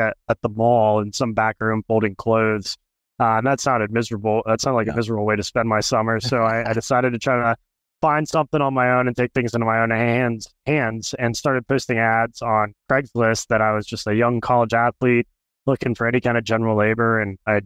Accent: Venice, Florida, United States; Grew up in Venice, Florida. I was born and raised here in Florida

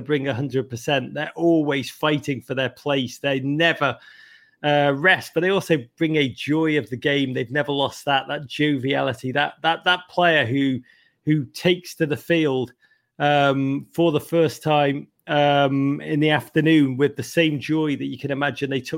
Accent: Liverpool, North West England, United Kingdom; moved away; growing up in Liverpool

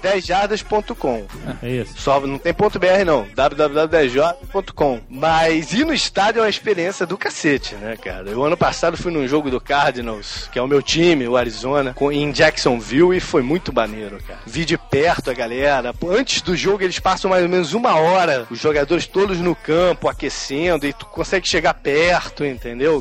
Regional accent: Brazil; now in United States; sou brasileiro

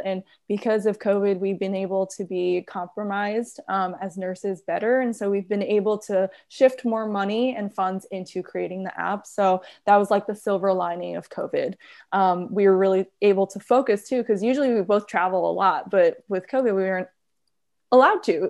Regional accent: New York, United States; I'm born and raised in New York.

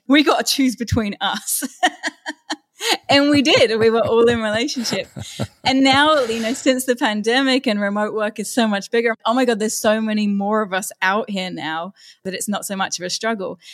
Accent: London, United Kingdom; moved away as an adult; also born or lived in Austria; growing up in London, it's pretty open-minded and I never really had any issues there.

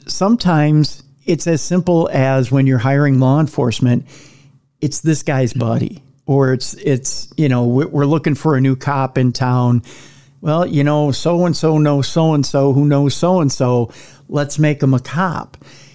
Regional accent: Minnesota, United States; also born or lived in Wisconsin; being a Minnesotan myself

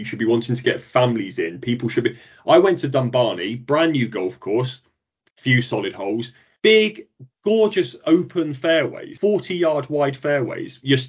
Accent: North West England, United Kingdom; the Ryder Cup was right on my doorstep where I grew up in Lancashire, and I watched the best players in the world.

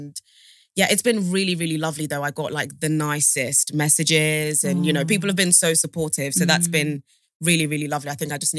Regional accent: London, United Kingdom; also born or lived in Sierra Leone; So I grew up in Southeast. Born in Sierra Leone, moved to like the UK when I was 8 and basically moved around Southeast London, everywhere from like Norwood to Clapham, but basically ended up in like Lewisham / Catford

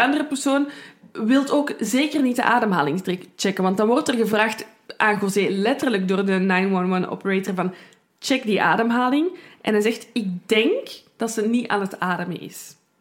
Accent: Brussels, Brussels-Capital Region, Belgium; ik ben van Brussel, ik kan er niet aan doen. Soms komt er iets Frans uit.

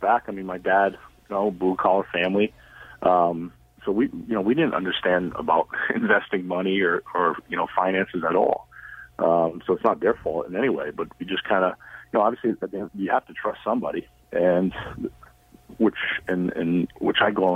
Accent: United States; I am American

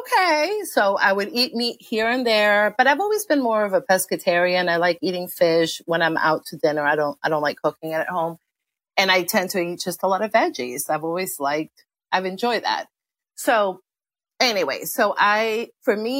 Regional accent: Argentina; now in DC area, United States; My parents are Argentinian. I grew up in Argentina.

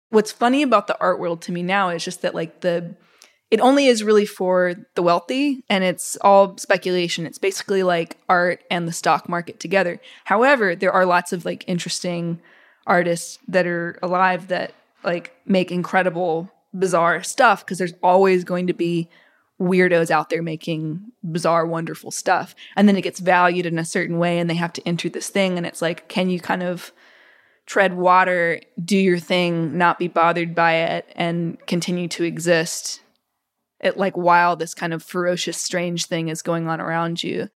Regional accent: Mississippi, United States; growing up in Mississippi

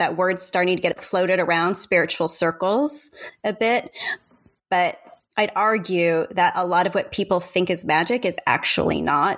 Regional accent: San Diego, California, United States; moved away; thank you so much for having me. I'm really happy to be here with you, especially because you're in my hometown.

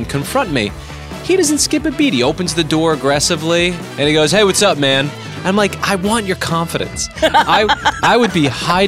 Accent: the New York area, United States; I'm from the New York area

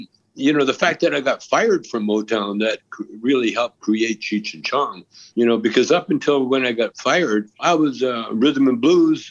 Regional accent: Canada; now in United States; Yeah, I'm Canadian.

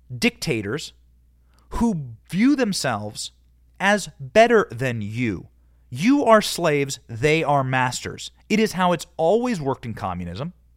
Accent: Cedar Rapids, Iowa, United States; also born or lived in Downey, California; I come from Iowa, Cedar Rapids, Iowa

